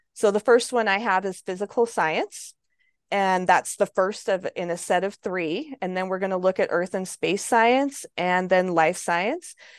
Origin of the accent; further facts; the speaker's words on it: American Falls, Idaho, United States; I came home to American Falls and I taught here at American Falls School District for 12 years.